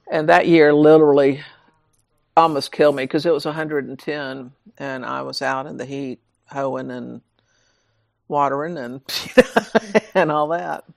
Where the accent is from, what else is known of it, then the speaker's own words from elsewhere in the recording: Georgia, United States; I was born and raised in Georgia